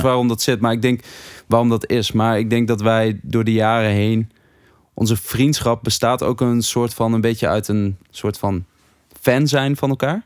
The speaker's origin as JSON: {"language": "Dutch", "town": "Hattem", "region": "Gelderland", "country": "Netherlands", "said": "ik uit Hattem kwam."}